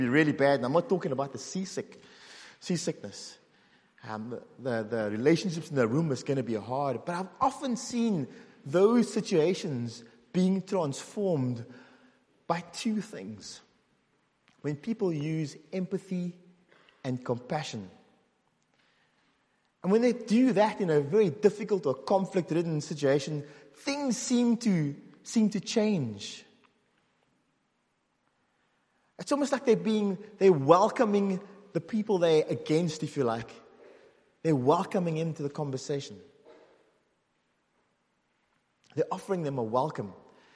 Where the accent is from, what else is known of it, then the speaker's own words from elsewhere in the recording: South Africa; moved away as an adult; now in Northern Ireland, United Kingdom; I grew up in South Africa